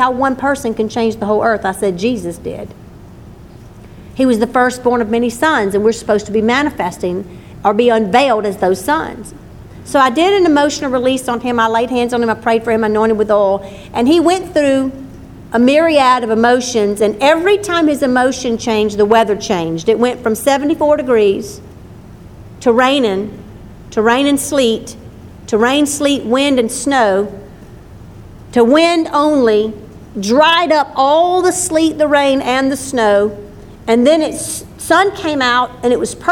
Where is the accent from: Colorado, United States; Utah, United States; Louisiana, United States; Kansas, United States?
Louisiana, United States; Livingston; And in the town I grew up in, and I moved there when I was two